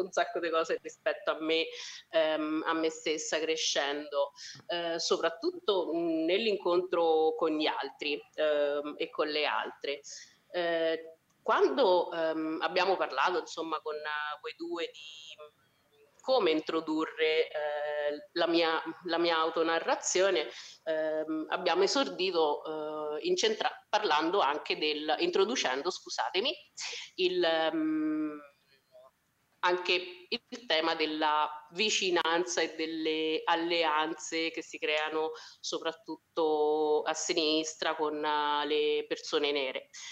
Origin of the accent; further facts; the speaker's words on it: Spello, Umbria, Italy; accent: Foligno; moved away as an adult; also born or lived in Foligno; now in Caserta, Italy; sono di Spello, che è la città che sta più vicina ad Assisi